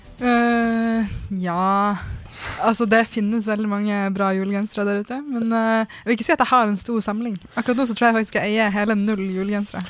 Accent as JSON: {"language": "Norwegian", "country": "Norway", "said": "jeg kommer også fra Norge"}